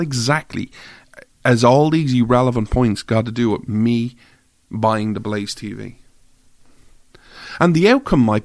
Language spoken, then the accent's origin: English; Ireland; I'm an Irish guy